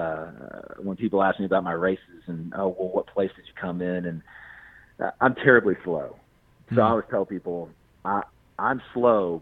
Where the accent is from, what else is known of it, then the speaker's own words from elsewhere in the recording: Memphis, Tennessee, United States; also born or lived in Maine; now in Tennessee, United States; I grew up in Memphis